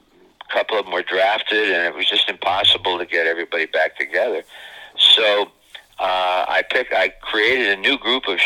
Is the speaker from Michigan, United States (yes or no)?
yes; Niles, Michigan, United States; moved away as an adult; my hometown of Niles, Michigan